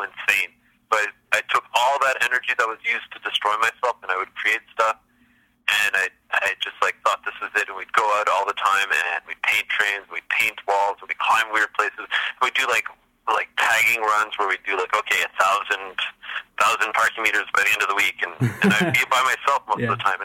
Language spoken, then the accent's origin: English; Montreal, Quebec, Canada; I grew up in Montreal